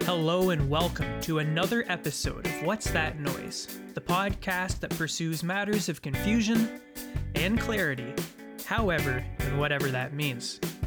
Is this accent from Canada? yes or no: yes; London, Ontario, Canada; moved away as an adult; now in Kingston, Canada; my hometown of London, Ontario